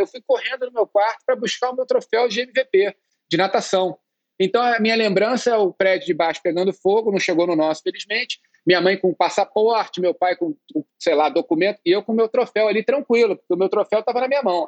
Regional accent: Rio de Janeiro, Brazil; also born or lived in England / Berkeley, California; eu cheguei no, no Brasil com dois anos, né? Eu nasci na Inglaterra

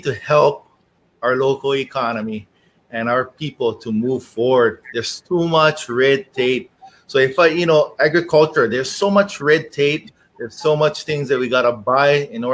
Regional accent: East Hawaii, United States; I live in East Hawaii. I'm from East Hawaii.

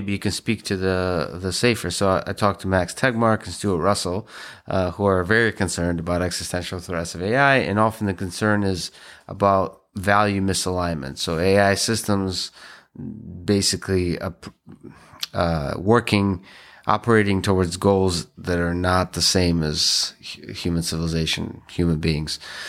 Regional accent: Russia; English is a second language; I grew up in the Soviet Union.

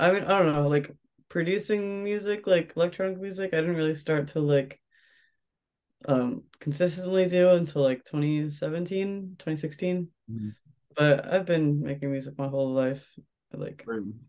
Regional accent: Philadelphia, Pennsylvania, United States; I'm from Philly. I'm from South Philly. Grew up there, born and raised.

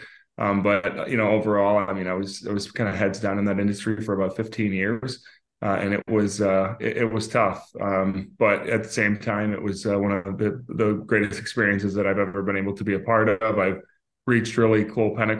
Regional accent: Syracuse, New York, United States; moved away as an adult; also born or lived in Fairfax, Virginia; now in Northern Virginia, United States; I was born in Inova, Fairfax. I grew up here until I was about six. I moved to upstate New York, just outside of Syracuse, for 16 years

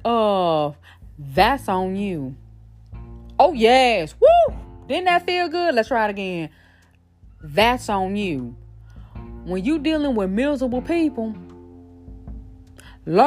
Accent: Shreveport, Louisiana, United States; moved away; Shreveport, Louisiana, stand up. That's my hometown

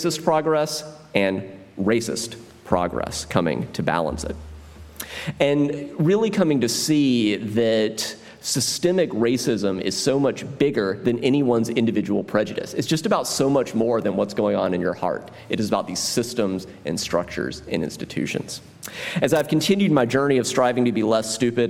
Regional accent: South Carolina, United States; how I learned history growing up in South Carolina

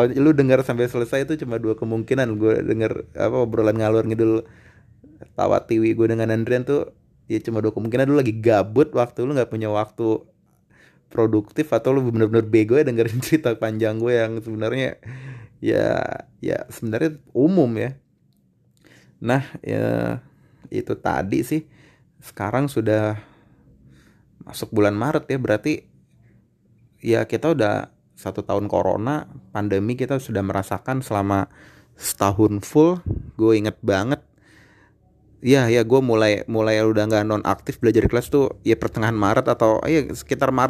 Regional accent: Depok, West Java, Indonesia; gue orang Depok nih ya secara Bojong Sari Sawangan ke kota Depok Margona tuh nggak sampai berpuluh-puluh kilo

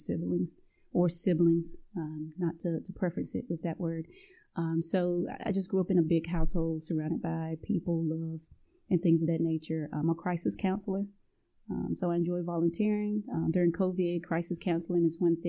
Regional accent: LaGrange, North Carolina, United States; moved away; I'm from LaGrange, North Carolina, which most people aren't familiar with it. It's a town with one stoplight

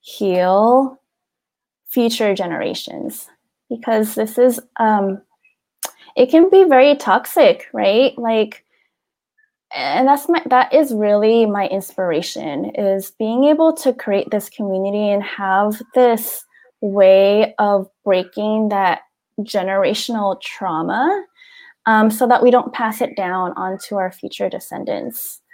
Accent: Philippines; And especially being a Filipina growing up, you know, in with our culture

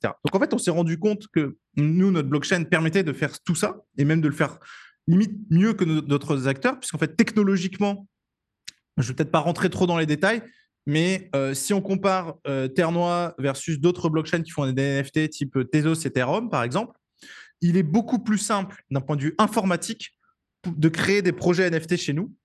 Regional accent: France; je suis français

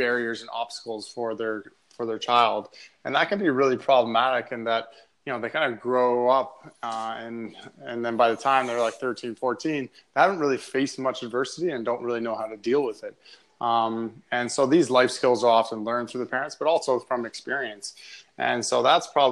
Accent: North Bay, Ontario, Canada; I come from North Bay, Ontario, which is about 3 hours north of Toronto. And I grew up playing minor hockey there

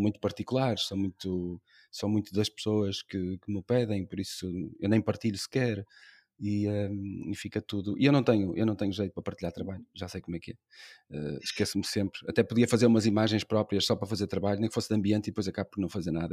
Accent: Braga, Norte, Portugal; now in Porto, Portugal; Eu gosto de viver no Porto e estou aqui desde 2009, que também não sou daqui, sou de Braga. Mas, apesar de ser do centro da cidade também, de Braga

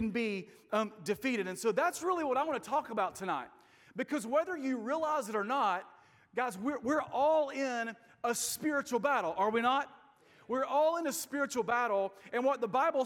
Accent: Nashville, Tennessee, United States; I'm from Nashville, Tennessee

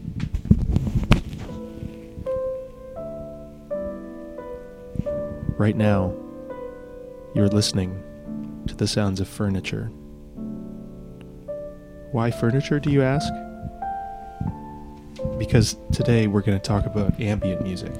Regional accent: Alliston, Ontario, Canada; moved away; I'm not from here. I'm from Alliston

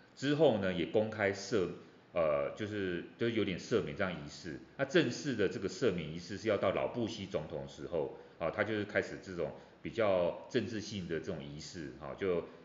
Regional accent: Taiwan; 我们台湾人

